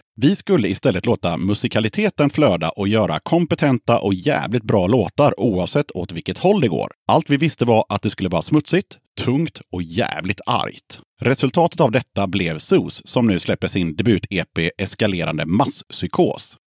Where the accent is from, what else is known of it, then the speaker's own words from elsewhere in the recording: Gothenburg, Västra Götaland, Sweden; Born and raised i Göteborg